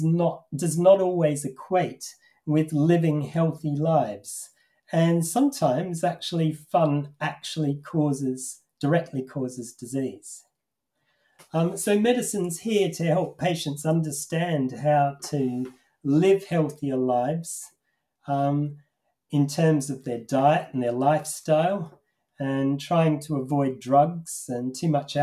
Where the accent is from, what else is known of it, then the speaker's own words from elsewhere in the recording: Australia; now in Manchester, United Kingdom; I used to watch a children's television program when I was growing up in Australia